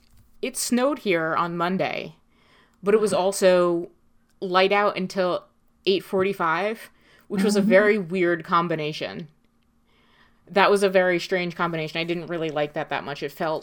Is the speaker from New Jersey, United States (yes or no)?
yes; New Jersey, United States; Well, I'm from North Jersey.